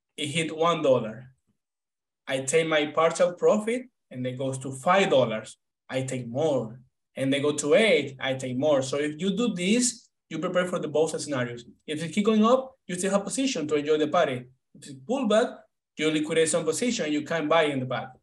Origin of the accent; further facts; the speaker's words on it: Venezuela; moved away as an adult; now in United States; I'm from Venezuela. Right now, I'm 28 years old. When when I came to the US, I was 23.